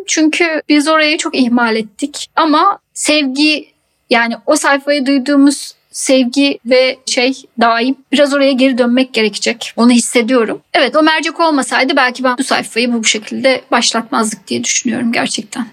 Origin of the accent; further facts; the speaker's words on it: İzmir, Turkey; also born or lived in Istanbul, Turkey / London, United Kingdom; now in Deal, United Kingdom; İzmirliyim ben.